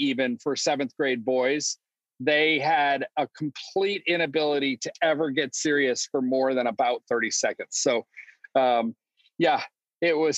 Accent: Detroit, Michigan, United States; also born or lived in Chicago area / Omaha, Nebraska / Pasadena; now in San Diego, United States; I grew up in Detroit, and then I just kind of slowly moved west

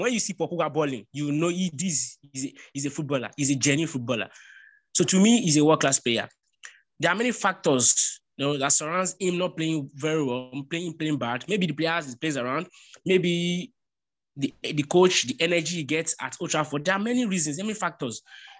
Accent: Nigeria; first language Yoruba; English is a second language; My mother tongue used to say, Olori Kola and Otoshi Mefa is Otoshi.

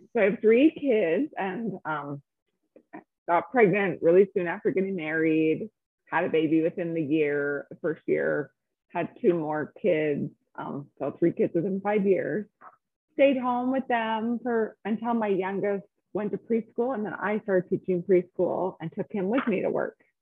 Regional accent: Salt Lake City, Utah, United States; also born or lived in California; I'm from Salt Lake, was born here and spent most of my life here, a little bit of time in California growing up, but here, graduated from high school

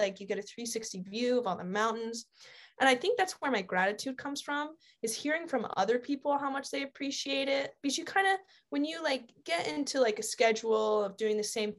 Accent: Shelburne, Vermont, United States; also born or lived in Arkansas / Seattle / Cincinnati; I was born in Arkansas, lived in Seattle for a little, and then I lived outside of Cincinnati and moved to Shelburne when I was about 10.

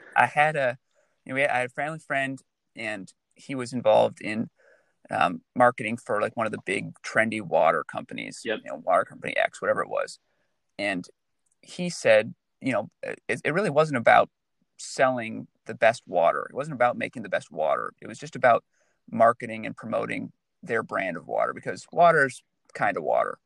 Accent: Michigan, United States; now in California, United States; As a native Michigander

